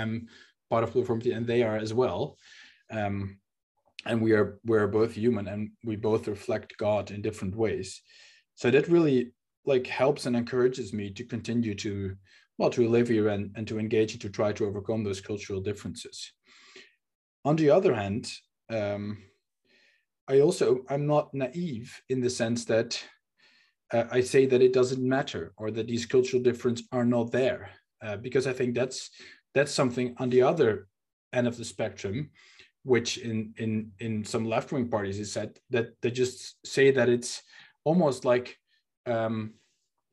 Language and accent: English; Netherlands; first language Dutch; English is a second language; also born or lived in Amsterdam; I'm speaking in English right now and not in Dutch, not my native language, that I live in a city where I wasn't born